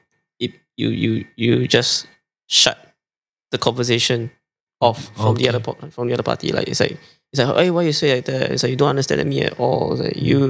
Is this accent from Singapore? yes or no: yes; Singapore